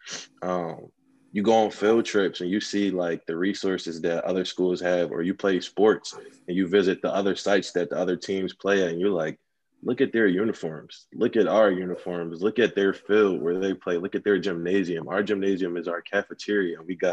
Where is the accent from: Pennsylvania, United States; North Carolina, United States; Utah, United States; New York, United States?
Pennsylvania, United States; Philadelphia; also born or lived in Oakland, California; I came to Philly around the age of elementary school. Mm-hmm. So this is where I just started life. And my neighborhood, I would say, is like any other impoverished neighborhood. I grew up in Southwest Philly